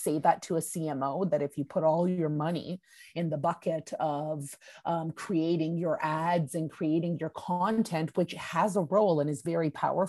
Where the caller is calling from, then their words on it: Budapest, Hungary; I'm actually calling from Budapest, Hungary.